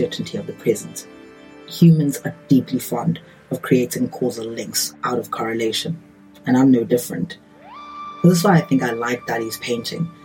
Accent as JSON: {"language": "English", "country": "South Africa", "said": "as a South African"}